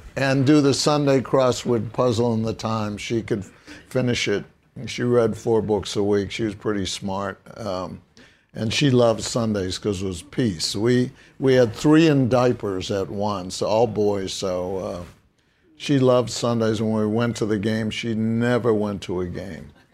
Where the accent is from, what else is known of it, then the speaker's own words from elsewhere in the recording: Brookline, Massachusetts, United States; growing up in Brookline, Massachusetts